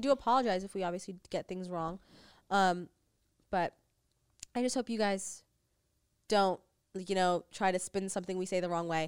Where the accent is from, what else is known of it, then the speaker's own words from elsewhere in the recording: United States; now in Los Angeles, United States; we grew up in America